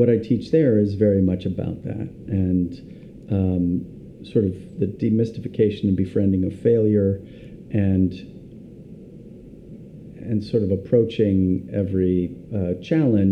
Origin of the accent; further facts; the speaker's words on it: Pasadena, California, United States; moved away; I grew up in Pasadena, California